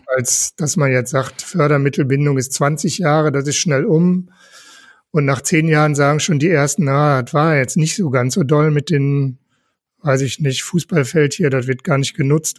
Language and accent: German; Velbert, North Rhine-Westphalia, Germany; moved away as an adult; also born or lived in Wuppertal; now in Essen, Germany; Ich komme gebürtig aus Fellbott, also auch nicht so weit weg.